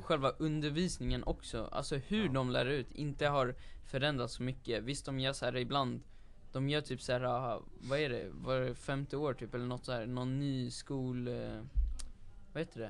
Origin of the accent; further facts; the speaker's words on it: Sweden; jag är ju född här i Sverige